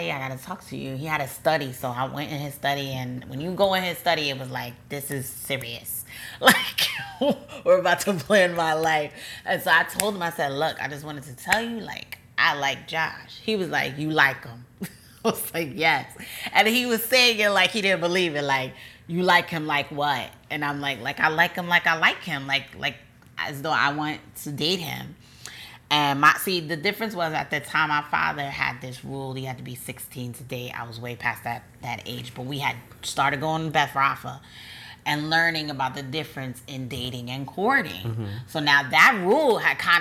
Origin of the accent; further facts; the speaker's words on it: New Jersey, United States; I'm from Jersey